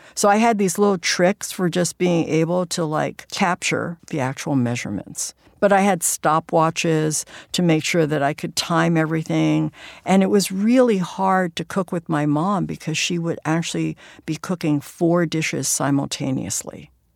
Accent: San Francisco, California, United States; my hometown, which is San Francisco's Chinatown

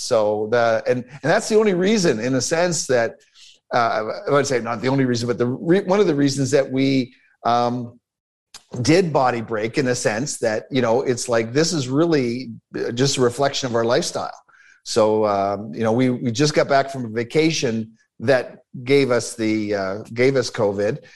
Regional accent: Toronto, Ontario, Canada; born or raised there; also born or lived in Newark, New Jersey, United States

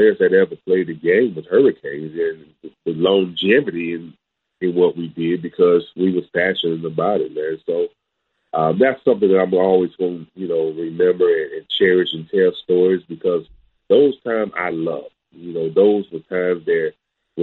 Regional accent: Port St. Lucie, Florida, United States; going to high school, playing in, you know, my hometown, Santa Lucia's at the time.

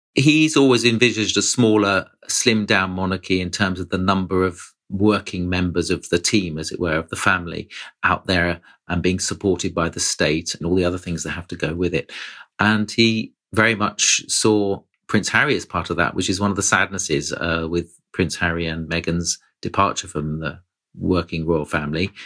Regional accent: United Kingdom; I, as a Brit

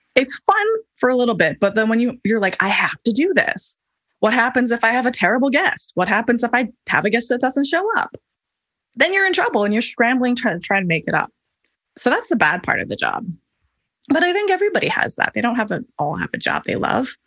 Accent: Hawaii, United States; I grew up in Hawaii, which is a notoriously high cost of living area

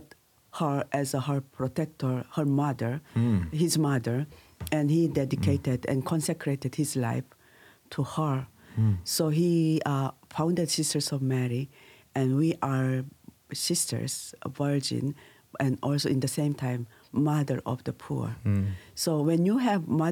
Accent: Busan, South Korea; English is a second language; moved away as an adult; now in Dodoma, Tanzania; I was near Busan City. It's near it's end of the Korea, near Japan, and I grew with a very religious family

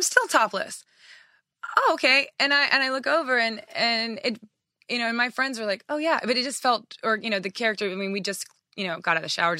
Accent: Japan; moved away; also born or lived in Oklahoma; You know, I was born in Oklahoma, raised in Japan, military family.

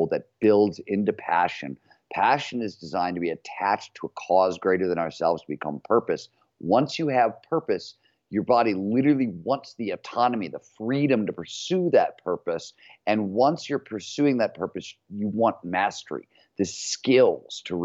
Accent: Cleveland, Ohio, United States; growing up in Cleveland, Ohio in the 70s, a blue collar steel mill town

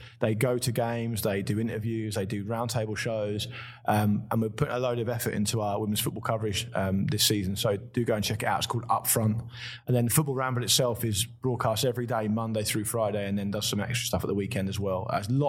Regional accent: Portsmouth, South East England, United Kingdom; now in London, United Kingdom; I'm not a Londoner, I'm from Portsmouth originally. So I moved to London in 2004. But I was born and raised in Portsmouth.

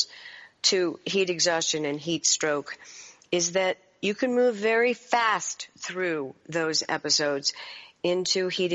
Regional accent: Chesapeake Bay area, United States; I grew up sailing on the Chesapeake.

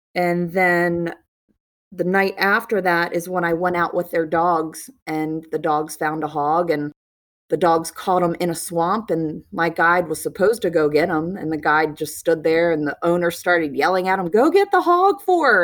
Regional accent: Maryland, United States; also born or lived in South Carolina; I'm from Maryland, and I own a salon and work in Maryland

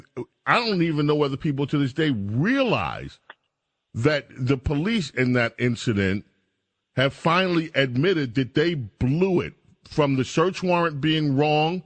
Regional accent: New York City, New York, United States; I grew up in Jamaica, Queens

